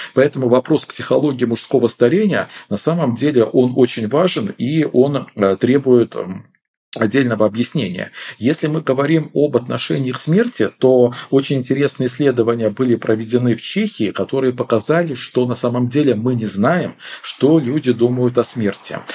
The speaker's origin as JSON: {"language": "Russian", "country": "Belarus", "moved": "yes", "said": "Я сам выходец из Беларуси"}